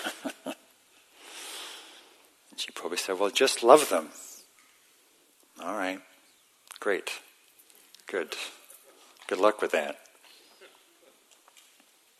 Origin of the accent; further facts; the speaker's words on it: England, United Kingdom; it's part of my identity as an English person